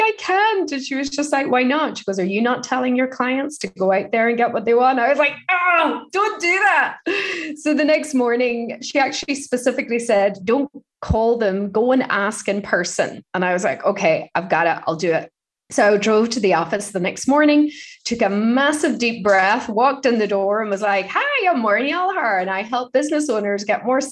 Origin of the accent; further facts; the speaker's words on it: Ireland; growing up in Ireland